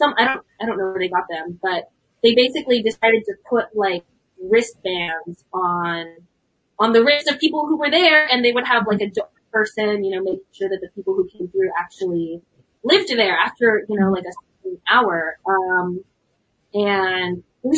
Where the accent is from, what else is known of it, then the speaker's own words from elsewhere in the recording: San Diego, California, United States; moved away; I'm from San Ysidro, which is a suburb, if you can call it that, of San Diego.